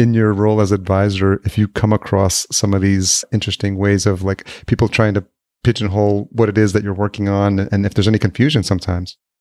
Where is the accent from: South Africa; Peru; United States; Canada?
United States; Yonkers, New York; moved away as an adult; also born or lived in White Plains, New York / Los Angeles; now in Minneapolis, United States; I grew up in Yonkers